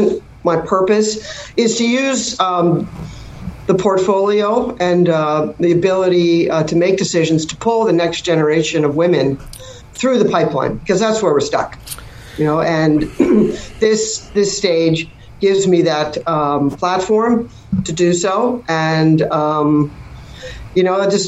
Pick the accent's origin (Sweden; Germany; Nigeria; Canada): Canada; moved away as an adult; now in United States; growing up in Canada